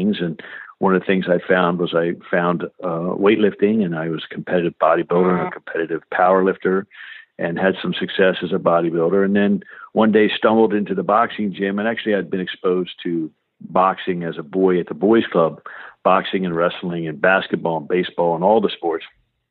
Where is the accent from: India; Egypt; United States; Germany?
United States; Silver Spring, Maryland; I grew up right outside Washington, D.C. in a community called Silver Spring, Maryland.